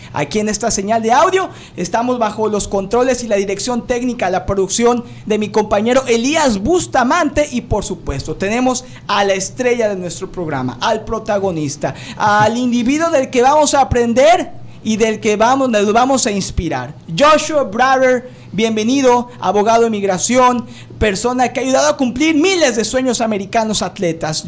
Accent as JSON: {"language": "Spanish", "country": "Mexico", "moved": "yes", "lives_now": "United States", "said": "yo soy inmigrante de México"}